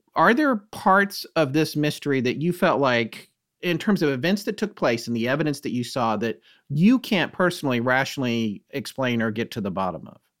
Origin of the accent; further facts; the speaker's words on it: North Carolina, United States; moved away as an adult; also born or lived in New York / Bucks County, Pennsylvania; my wife and I used to live in New York, and we had a place in Bucks County, Pennsylvania, but we're from North Carolina